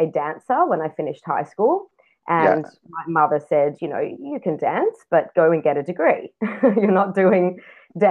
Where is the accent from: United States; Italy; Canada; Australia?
Australia; Sydney, New South Wales; now in Israel; I was born in Sydney, Australia